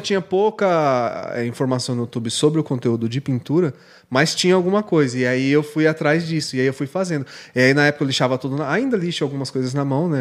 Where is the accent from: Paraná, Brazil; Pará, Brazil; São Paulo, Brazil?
São Paulo, Brazil; Suzano; also born or lived in Ferraz de Vasconcelos; Eu sou nascido em Suzano.